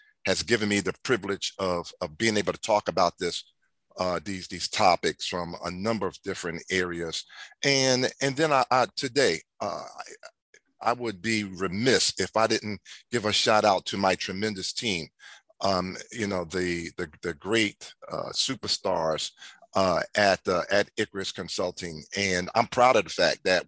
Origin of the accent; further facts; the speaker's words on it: Philadelphia, Pennsylvania, United States; I was born and raised in North Philadelphia, the Strawberry Mansion neighborhood.